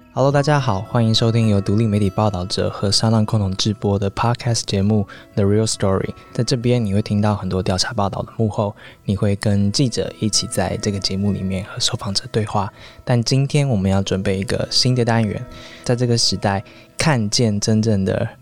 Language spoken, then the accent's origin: Chinese; Taiwan; 作为台湾人，当然我们有自己的台湾的媒体